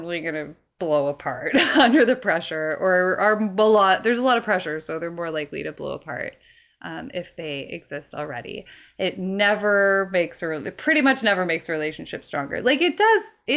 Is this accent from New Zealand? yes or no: no; Canada; as a Canadian